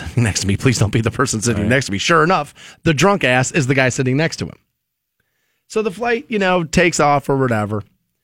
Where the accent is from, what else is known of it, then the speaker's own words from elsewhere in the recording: Ohio, United States; moved away; I'm from Ohio